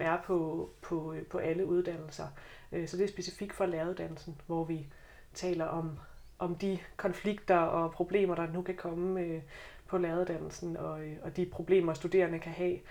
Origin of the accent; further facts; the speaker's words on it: South Jutland, Southern Denmark, Denmark; moved away as an adult; now in Copenhagen, Denmark; jeg kommer fra Sønderjylland. Måske kommer det til at skinne lidt igennem